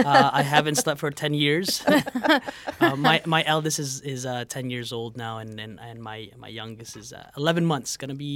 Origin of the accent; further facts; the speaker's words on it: New Jersey, United States; moved away as an adult; now in Chicago, United States; I grew up in New Jersey, so don't judge me. But my wife grew up over here, and you know, when we got married, she won. And so I'm like, all right, fine, I'll move over in Chicago area.